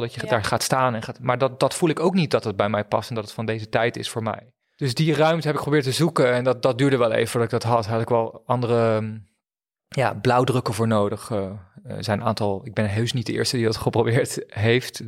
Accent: Friesland, Netherlands; also born or lived in Leiden; toen ik naar Friesland verhuisde op mijn tiende

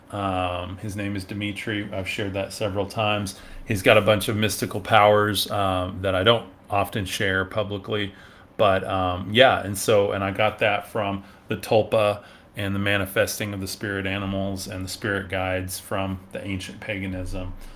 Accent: West Texas, United States; I am from West Texas. Um, so we say y'all and howdy here

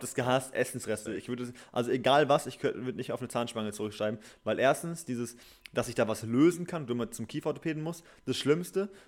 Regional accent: Gütersloh, North Rhine-Westphalia, Germany; now in Berlin, Germany; nicht mehr in meine Heimat zurückzukommen, weil ich würde nicht von Berlin mhm. aus nach Gütersloh tuckeln.

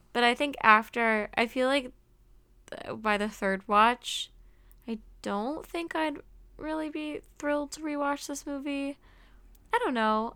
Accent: Massachusetts, United States; it was in my home state

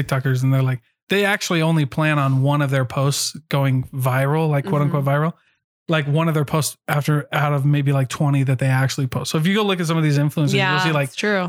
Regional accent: Iowa, United States; I grew up in Iowa

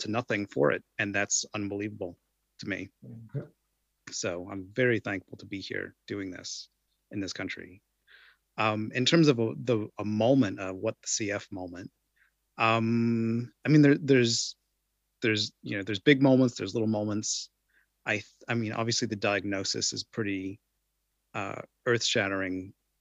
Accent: United States; now in New Zealand; I'm from the United States

